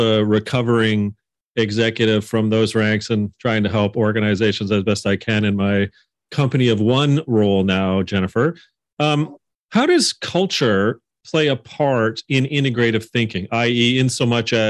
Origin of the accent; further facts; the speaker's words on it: Canada; my home country, Canada